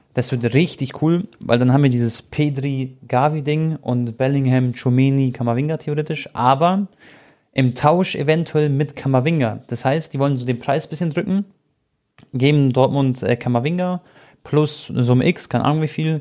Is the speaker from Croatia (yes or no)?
yes; Croatia; ich bin ja Kroate